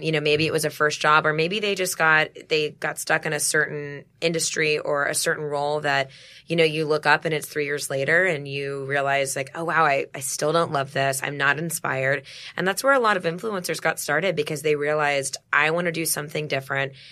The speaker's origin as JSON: {"language": "English", "town": "Dallas", "region": "Texas", "country": "United States", "moved": "yes", "said": "I'm from Dallas originally."}